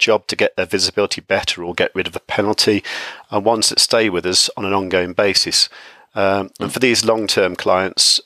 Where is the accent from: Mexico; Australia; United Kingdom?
United Kingdom; I'm from the UK